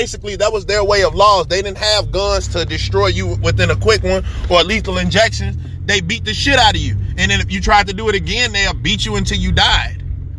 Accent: Chicago, Illinois, United States; I'm a Chicago person. So, you know, I grew up in Humboldt Park. I grew up in K-Town

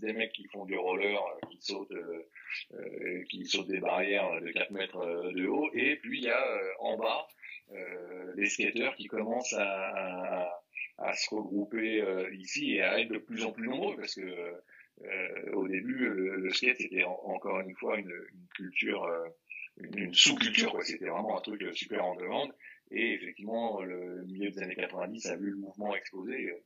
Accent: Paris, Île-de-France, France; j'ai grandi dans le 9e, famille moins classe moyenne euh, française

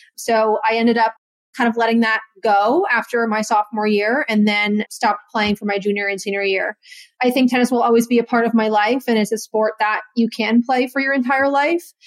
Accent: Connecticut, United States; I was from Connecticut

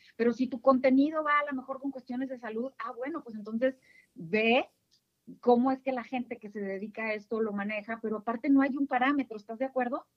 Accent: northern Mexico, Mexico; accent: northern; yo soy del norte, seguramente lo van a notar por mi timbre de voz.

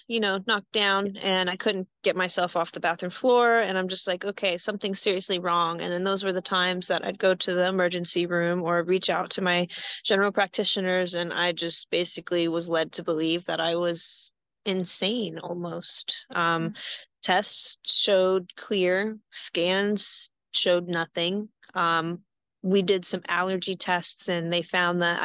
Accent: Greenville, North Carolina, United States; moved away as an adult; also born or lived in Denver, Colorado; now in Columbus, United States; I was raised in Greenville, North Carolina

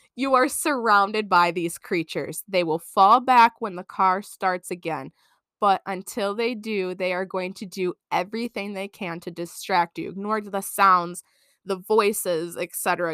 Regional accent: Michigan, United States; we're from Michigan

